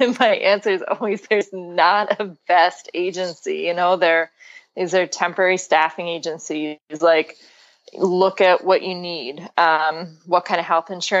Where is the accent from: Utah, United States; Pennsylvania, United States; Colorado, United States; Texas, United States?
Pennsylvania, United States; So you're from Pennsylvania originally. Yeah, and, which is actually where I am now